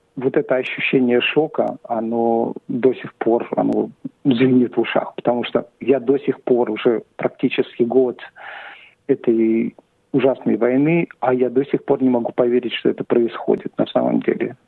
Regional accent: Saint Petersburg, Russia; now in Australia; Я родился в Петербурге, в Ленинграде. И переехал сюда, в Австралию, в 90-х годах

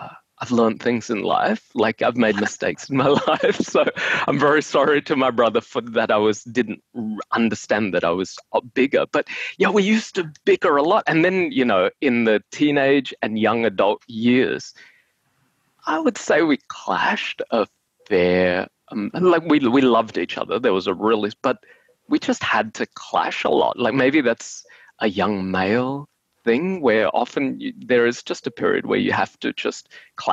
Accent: Brisbane, Queensland, Australia; now in Melbourne, Australia; we're from Brisbane.

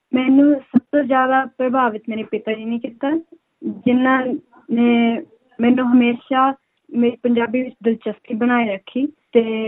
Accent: Amritsar, Punjab, India; first language Punjabi; now in Sydney, Australia; ਮੈਂ ਅੰਮ੍ਰਿਤਸਰ ਤੋਂ ਹਾਂ

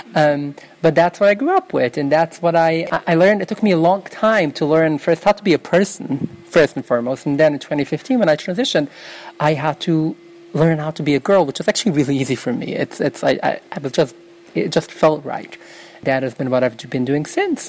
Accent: New York City, New York, United States; first language Yiddish; English is a second language; I grew up in Williamsburg in Brooklyn, New York

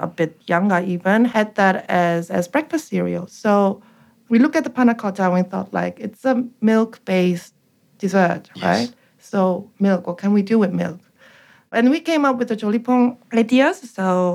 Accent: South Korea; moved away as an adult; now in Sydney, Australia; we grew up in Korea in the 80s.

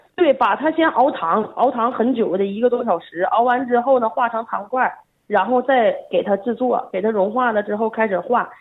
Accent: China; now in Australia; 我平时我就在澳大利亚生活嘛，我也不在国内

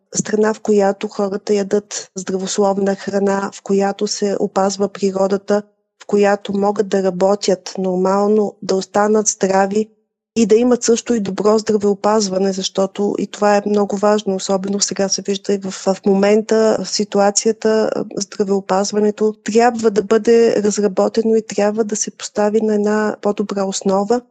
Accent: Bulgaria; moved away; Ние сме българи, а нас ни боли за нашите близки, които са в България

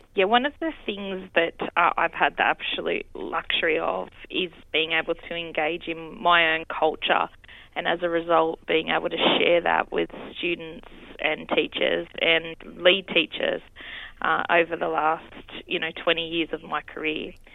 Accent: Campbelltown, New South Wales, Australia; here uh, is where I've been born and raised

